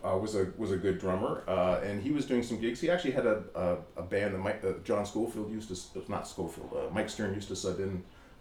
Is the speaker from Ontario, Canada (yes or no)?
yes; Toronto, Ontario, Canada; I'm from here.